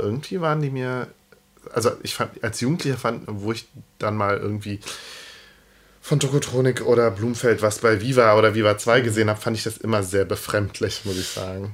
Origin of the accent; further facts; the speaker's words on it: Cologne, North Rhine-Westphalia, Germany; als äh, Kölner